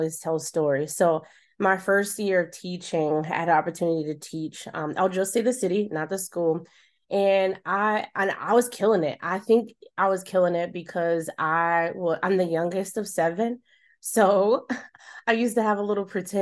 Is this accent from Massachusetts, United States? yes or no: no; Charlotte, North Carolina, United States; my hometown of Charlotte